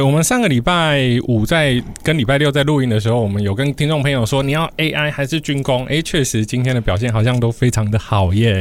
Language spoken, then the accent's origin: Chinese; southern Taiwan, Taiwan; moved away; 我过年回去南部的时候